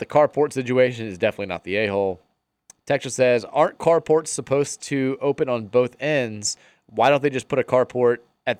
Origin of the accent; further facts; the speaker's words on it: Queens, New York, United States; How you doing, Murray? … I'm from Queens.